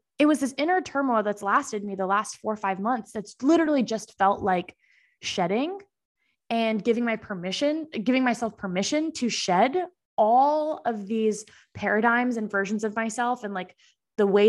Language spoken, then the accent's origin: English; Boston, Massachusetts, United States; moved away as an adult; now in Austin, United States; I'm from the East Coast. I'm from Boston originally